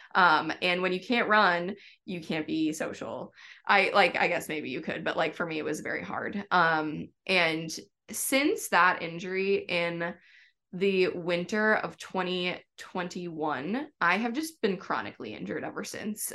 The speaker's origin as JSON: {"language": "English", "region": "Wisconsin", "country": "United States", "moved": "as an adult", "lives_now": "New York City, United States", "said": "I'm from Wisconsin"}